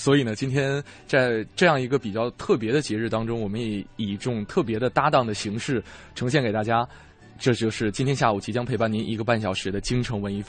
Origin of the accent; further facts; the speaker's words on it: China; 也是用味觉联系起我们中国人这样一种家的情感。